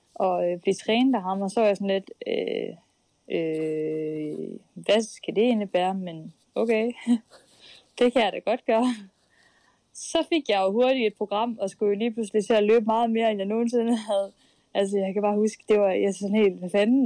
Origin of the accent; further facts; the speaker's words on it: Skive, Central Denmark Region, Denmark; moved away; det var Skive, jeg kom fra